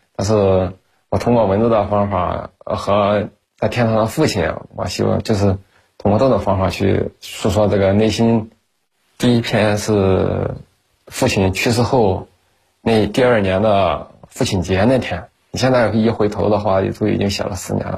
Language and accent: Chinese; Tai'an, Shandong, China; now in Qingdao, China; 我们老家呢是山东泰安的，现在定居在青岛城阳